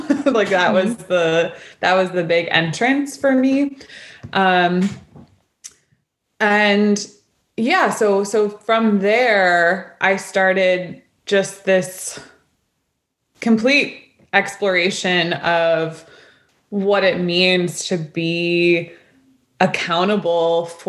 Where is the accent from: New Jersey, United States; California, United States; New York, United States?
New York, United States; New York City; moved away as an adult; also born or lived in Olympia, Washington; I grew up in New York City